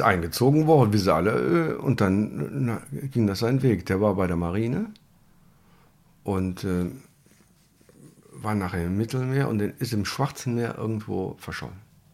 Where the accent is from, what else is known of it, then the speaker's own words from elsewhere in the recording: Germany; Bei einem Bombenangriff geboren hier im Krankenhaus.